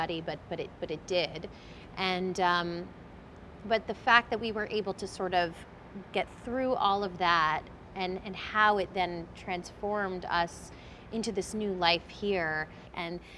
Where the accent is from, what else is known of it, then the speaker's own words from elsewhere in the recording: New York City, New York, United States; I was born in the Bronx.